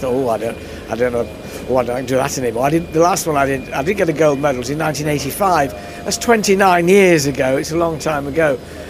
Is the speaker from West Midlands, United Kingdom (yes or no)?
no; Yorkshire and the Humber, United Kingdom; moved away as an adult; also born or lived in Isle of Wight; now in Hampshire, United Kingdom; I started my life in Yorkshire. I'm a Yorkshireman. I lived there until I was 20. And then I came down to college and to Kew to learn my trade, my craft. And finally, now, I live in Hampshire